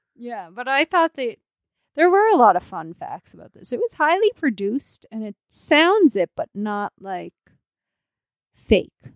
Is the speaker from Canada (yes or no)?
yes; Canada; as a Canadian